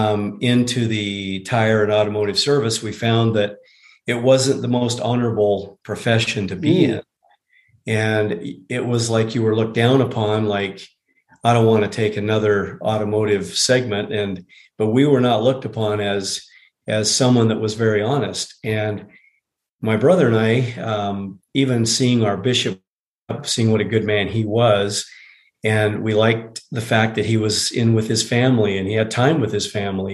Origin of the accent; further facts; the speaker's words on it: Salt Lake City, Utah, United States; I was born and raised here in Salt Lake City.